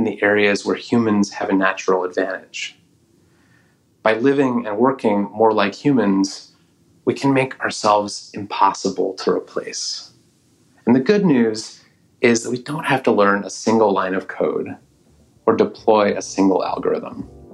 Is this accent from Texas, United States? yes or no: no; Oakland, California, United States; my hometown of Oakland, California